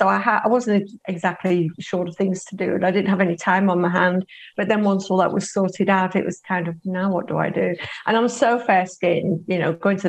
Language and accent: English; Preston, North West England, United Kingdom; also born or lived in Kenya; now in Australia; Growing up in Preston